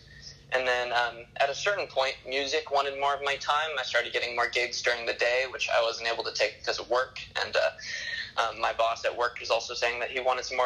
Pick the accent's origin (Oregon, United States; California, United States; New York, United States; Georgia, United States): California, United States; Santa Barbara; I'm from Santa Barbara